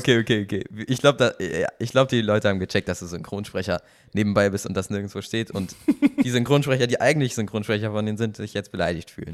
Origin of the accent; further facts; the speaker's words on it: Kiel, Schleswig-Holstein, Germany; now in Cologne, Germany; ich bin da ja aufgewachsen in Kiel